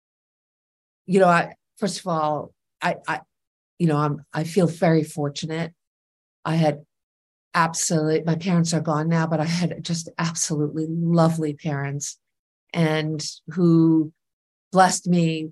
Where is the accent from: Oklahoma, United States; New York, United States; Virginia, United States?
New York, United States; New York City; I grew up here in New York City